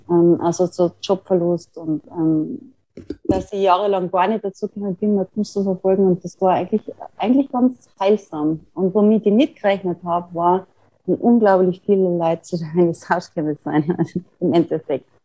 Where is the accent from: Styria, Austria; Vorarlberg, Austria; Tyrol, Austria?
Tyrol, Austria; an einer Vernissage zu arbeiten, die ich in meinem Heimatort in Tirol gemacht habe.